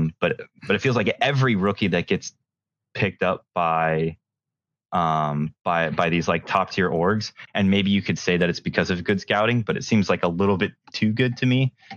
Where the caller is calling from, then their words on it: Charlottesville, Virginia, United States; I'm in Charlottesville, Virginia right now.